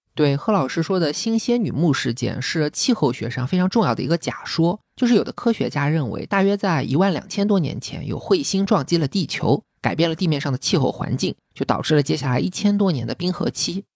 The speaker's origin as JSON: {"language": "Chinese", "country": "China", "said": "就像我们中国人一看到梅兰竹菊就知道代表君子"}